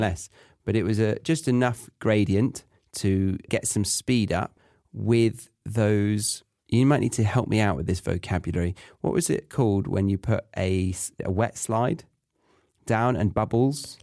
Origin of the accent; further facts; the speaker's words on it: Horsley, South East England, United Kingdom; I was born and raised in Surrey, in a village called Horsley.